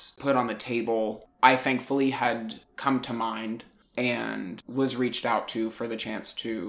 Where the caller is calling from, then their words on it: New York City, New York, United States; I'm calling from New York City.